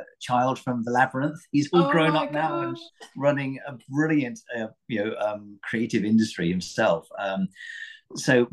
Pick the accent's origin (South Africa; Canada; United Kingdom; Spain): United Kingdom; Torquay, South West England; I grew up in Torbay by the sea